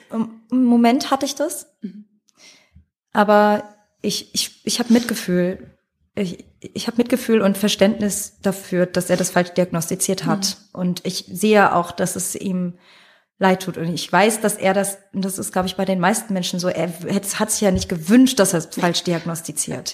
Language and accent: German; Frankfurt, Hesse, Germany; ich komme ja aus Frankfurt